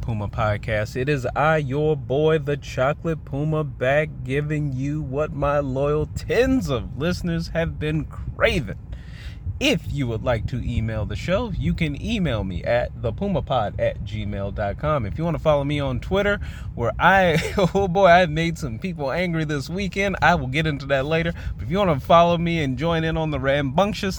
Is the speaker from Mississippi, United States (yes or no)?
yes; Mississippi, United States; moved away; I was born in Mississippi. I spent my elementary school years in the fine education system of the state of Mississippi.